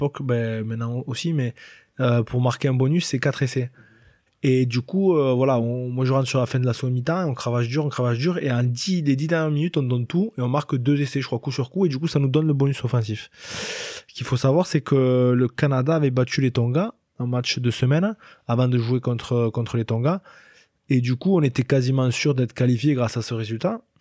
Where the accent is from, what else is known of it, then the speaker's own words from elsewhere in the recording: France; On est on est français, et on restera français, donc on s'adapte et on se met au niveau des autres équipes.